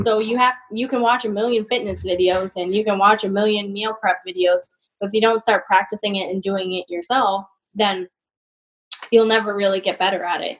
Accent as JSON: {"language": "English", "region": "Massachusetts", "country": "United States", "moved": "yes", "lives_now": "Albany, United States", "said": "I'm from Massachusetts."}